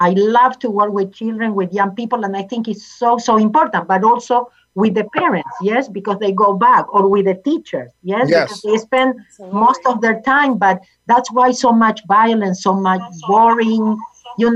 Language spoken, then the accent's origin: English; Argentina; English is a second language; now in United States; I was born in Argentina.